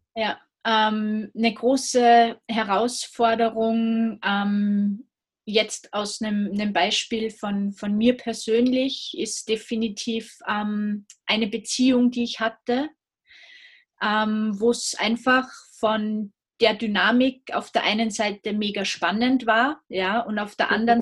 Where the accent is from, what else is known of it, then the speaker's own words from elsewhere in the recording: Salzburg, Austria; ich komme aus Österreich, aus Salzburg